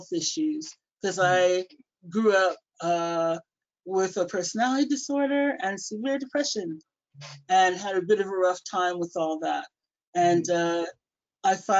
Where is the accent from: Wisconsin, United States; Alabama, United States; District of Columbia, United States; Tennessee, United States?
District of Columbia, United States; Washington; moved away as an adult; now in Manchester, United Kingdom; I moved over to Manchester from Washington, D.C. is where I'm from, back way back in 1988. And so I've actually lived here about twice as long as I lived there.